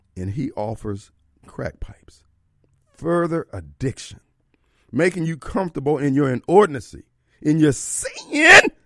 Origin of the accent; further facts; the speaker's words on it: Jackson, Mississippi, United States; I'm coming from Jackson